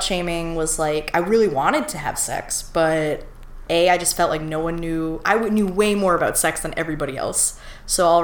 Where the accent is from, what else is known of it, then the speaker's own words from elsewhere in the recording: Ontario, Canada; also born or lived in Toronto; we moved away from Toronto when I was 3. And so I grew up in the country